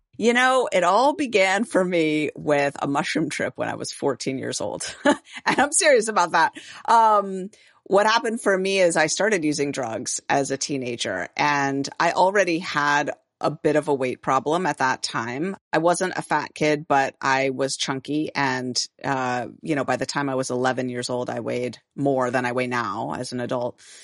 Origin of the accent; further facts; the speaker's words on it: San Francisco, California, United States; I'm from San Francisco, born and raised